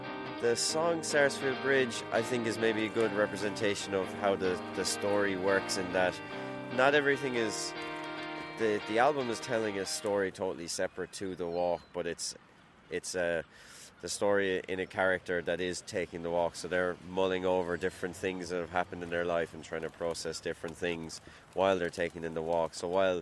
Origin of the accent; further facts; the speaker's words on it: Limerick, Munster, Ireland; growing up in Limerick